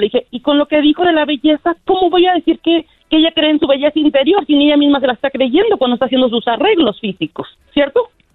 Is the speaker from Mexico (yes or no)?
yes; Mexico; Soy mexicana